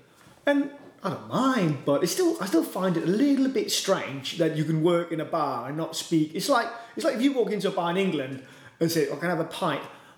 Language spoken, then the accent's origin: English; Denmark; English is a second language; also born or lived in Australia; now in United Kingdom; I was born in Denmark.